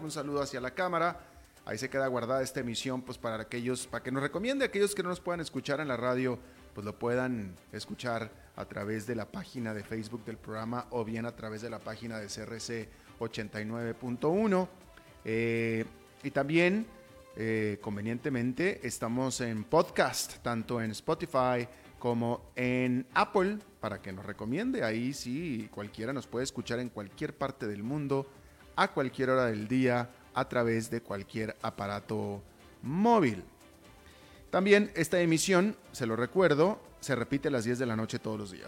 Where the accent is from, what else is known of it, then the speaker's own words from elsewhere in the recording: Mexico; como mexicano